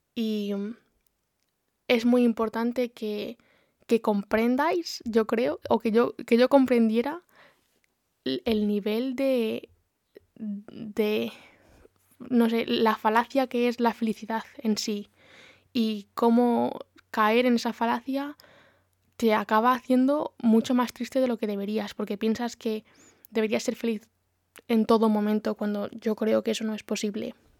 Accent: Community of Madrid, Spain; moved away as an adult; now in Brighton, United Kingdom; soy de Madrid, la provincia, no la capital, pero bueno, cerquita y actualmente no vivo en España, vivo en Brighton

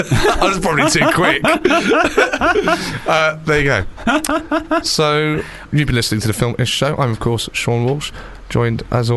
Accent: England, United Kingdom

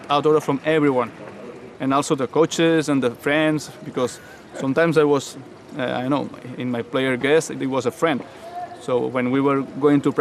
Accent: Barcelona, Catalonia, Spain

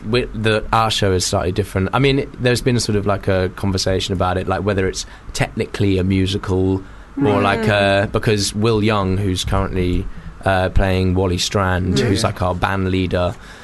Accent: Liverpool, North West England, United Kingdom; I'm a Scouser.

